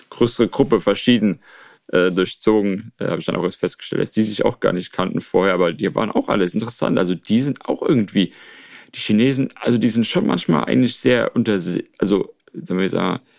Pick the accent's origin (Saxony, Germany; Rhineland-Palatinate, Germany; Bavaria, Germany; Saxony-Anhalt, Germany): Rhineland-Palatinate, Germany; now in China; ich muss in die Pfalz, dort ist quasi mein, meine Heimat, äh, nicht nur formell, sondern dort äh, wohnt auch ein äh, Großteil meiner Familie.